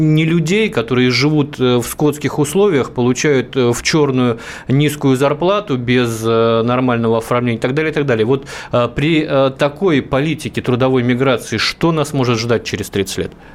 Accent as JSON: {"language": "Russian", "region": "Russian Far East", "country": "Russia", "tie": "born or raised there", "said": "я коренной дальневосточник"}